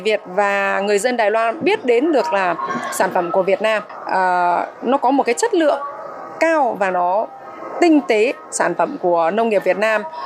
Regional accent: Vietnam; now in Taiwan; người Việt mình

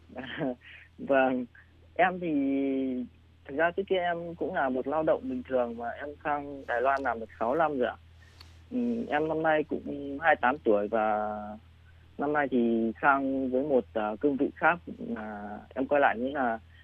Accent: Định Hóa, Thai Nguyen, Vietnam; moved away as an adult; now in Taiwan; em sinh ra từ vùng quê lúa Thái Bình nhưng mà em lớn lên lại ở vùng đất chè Thái Nguyên ạ. À? À. Em ở ở Định Hóa Thái Nguyên

